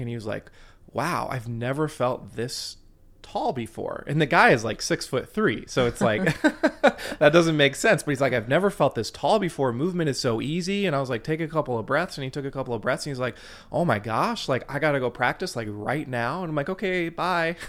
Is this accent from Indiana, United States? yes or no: yes; Fort Wayne, Indiana, United States; I grew up in Fort Wayne, Indiana, so I'm a Hoosier